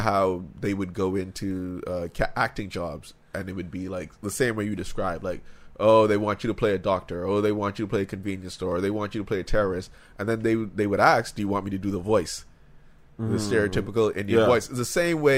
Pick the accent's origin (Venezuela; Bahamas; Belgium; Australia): Bahamas; we grew up in the Bahamas